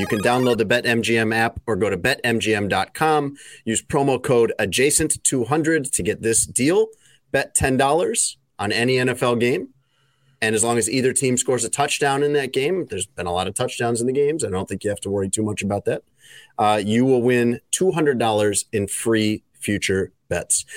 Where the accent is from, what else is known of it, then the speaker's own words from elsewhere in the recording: United States; accent: American; my American accent